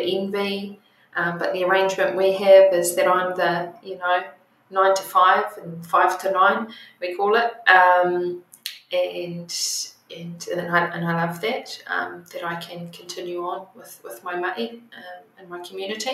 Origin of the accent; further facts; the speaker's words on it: Tauranga, Bay of Plenty, New Zealand; also born or lived in Taranaki; we moved from Taranaki to the Bay of Plenty in Tauranga Moana. And I did all of my schooling there, high schooling, before I went to university